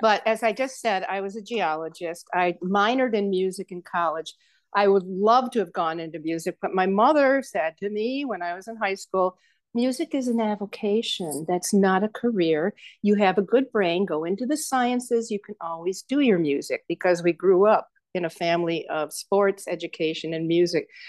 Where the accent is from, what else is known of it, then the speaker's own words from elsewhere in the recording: Saratoga Springs, New York, United States; moved away as an adult; also born or lived in Kansas / Albany, New York / Rochester, New York / Tiffin, Ohio; now in Colorado, United States; my hometown in western New York State Saratoga Springs